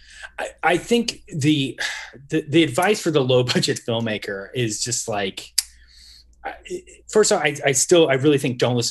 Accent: Midwest, United States; moved away; I'm from the Midwest originally

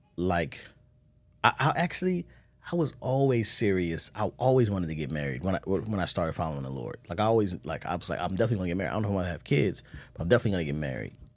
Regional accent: Baltimore, Maryland, United States; moved away; I'm coming from Baltimore.

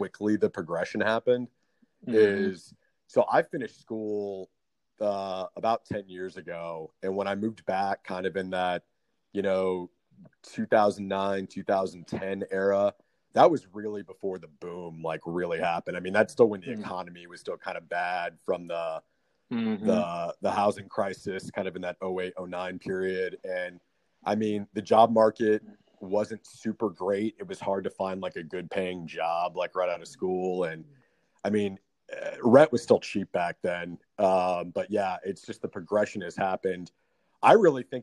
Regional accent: Austin, Texas, United States; I grew up here. My mom moved here in the '80s to go to college and she never left

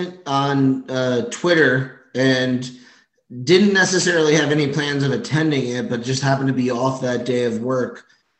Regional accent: Branchburg, New Jersey, United States; I'm 29 years old. I'm from Central New Jersey, which, let me tell you, Central New Jersey does exist. I'm from Branchburg, New Jersey. It's essentially west of Staten Island.

